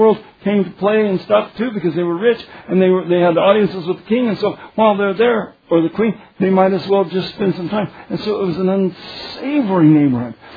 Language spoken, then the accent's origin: English; Kansas, United States; I'm from Kansas